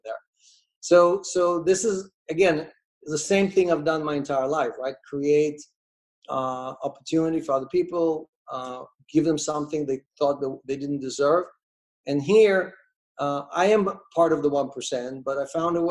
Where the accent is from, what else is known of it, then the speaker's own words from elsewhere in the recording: Russia; moved away; I was born in Russia, in the USSR.